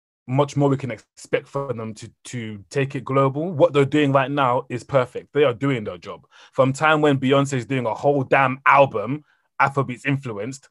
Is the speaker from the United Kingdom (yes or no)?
yes; England, United Kingdom; also born or lived in Cameroon; I was born in Cameroon, but then obviously raised in Europe, or England